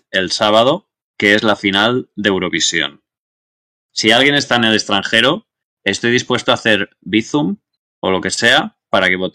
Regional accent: Andorra; Yo soy de Andorra. En todo caso, o sea, si tengo que elegir un grupo de Eurofans, voy con Andorra.

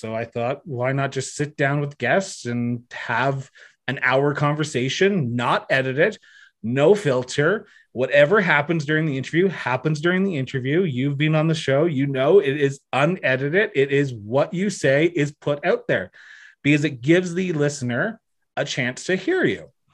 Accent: Ontario, Canada; moved away as an adult; now in Alberta, Canada; I'm originally from Ontario, moved to Alberta in twenty thirteen

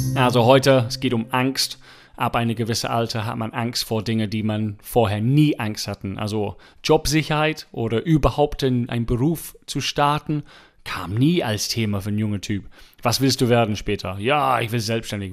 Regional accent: England, United Kingdom; German is a second language; now in Germany; ich als Engländer

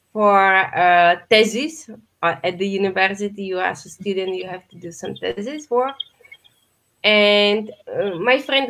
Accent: Czechia; close my hometown

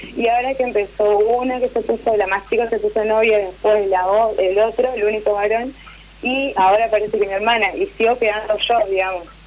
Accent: Santa Fe, Argentina; Yo soy de Santa Fe, capital

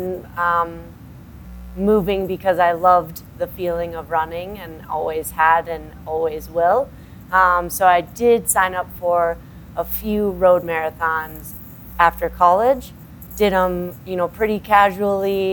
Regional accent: Minnesota, United States; now in Colorado, United States; We're both from Minnesota

